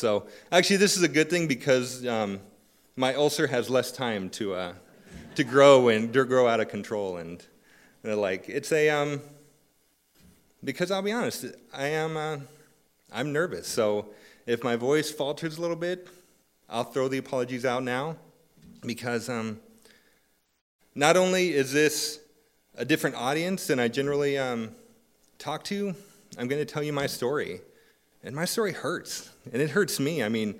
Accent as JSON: {"language": "English", "region": "California", "country": "United States", "tie": "born or raised there", "said": "I attended school, moved around some, and eventually found myself growing up in Southern California"}